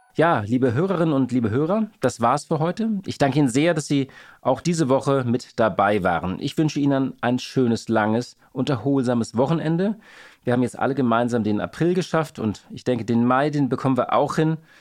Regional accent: Hamburg, Germany; Als Hamburger

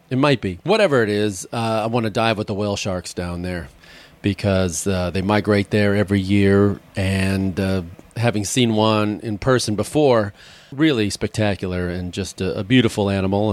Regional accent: Chicago, Illinois, United States; moved away; I grew up there, my hometown

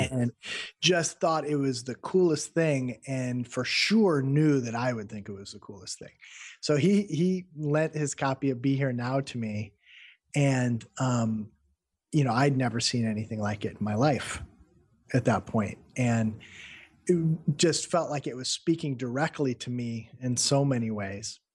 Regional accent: Midwestern United States, United States; also born or lived in Peoria; I'm from the Midwestern United States

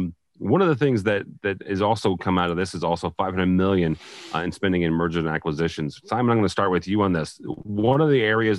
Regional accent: Illinois, United States; I tell people I'm from St. Louis. Technically, I am on the Illinois side of St. Louis.

